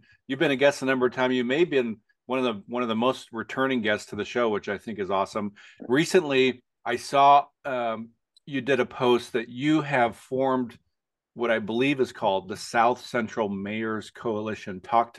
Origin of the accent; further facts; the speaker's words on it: Midwest, United States; now in Alaska, United States; I remember when I was a kid growing up in the Midwest